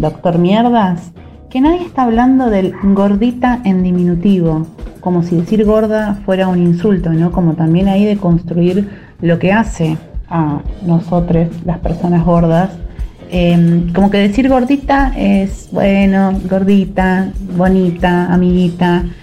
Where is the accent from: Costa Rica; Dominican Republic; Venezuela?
Venezuela; moved away as an adult; also born or lived in Buenos Aires, Argentina; now in Barcelona, Spain; yo vengo de Venezuela y me fui a vivir a Argentina. Ahora voy en Barcelona, pero viví en Argentina por ocho años